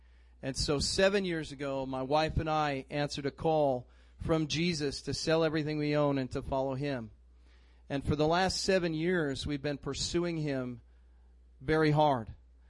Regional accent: Fargo, North Dakota, United States; also born or lived in North Carolina; now in Twin Cities, United States; I was born in North Carolina. We moved to Fargo, North Dakota. Anybody seen the movie? Know anything about Fargo? I've lost my accent since I moved to the Twin Cities.

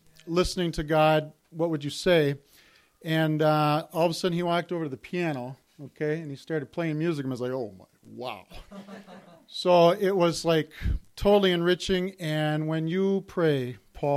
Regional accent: St. Cloud, Minnesota, United States; I grew up in St. Cloud, Minnesota, and I'm the oldest of three children

